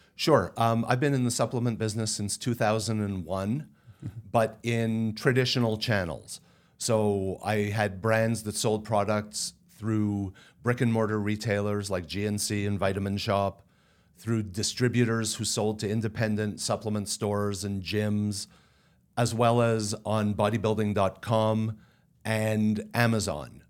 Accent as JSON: {"language": "English", "country": "Canada", "said": "I'm Canadian and speak French"}